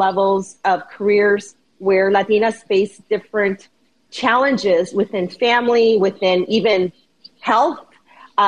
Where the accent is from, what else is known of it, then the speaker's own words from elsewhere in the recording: Chicago, Illinois, United States; I'm born and raised in Chicago